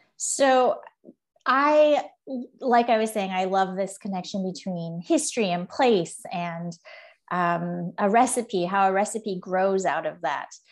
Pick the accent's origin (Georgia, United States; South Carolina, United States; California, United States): California, United States; Southern; moved away; also born or lived in Beijing / Paris / Washington, District of Columbia, United States; I am from Southern California